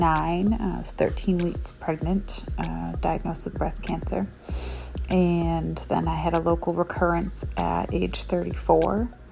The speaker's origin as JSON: {"language": "English", "town": "Portland", "region": "Maine", "country": "United States", "said": "I'm from Portland, Maine. I was first diagnosed when I was 29."}